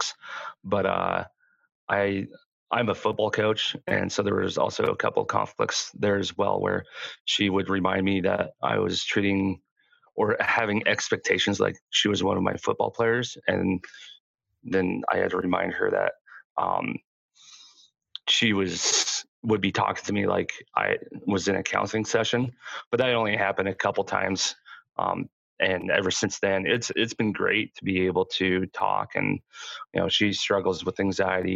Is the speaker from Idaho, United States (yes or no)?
yes; Southeast Idaho, United States; I grew up in Southeast Idaho in a pretty religious household